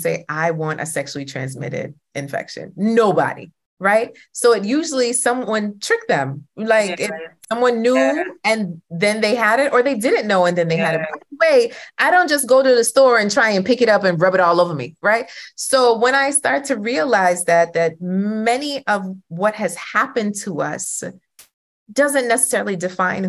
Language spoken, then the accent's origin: English; Jamaica; I'm Jamaican, okay? All the women in my family are single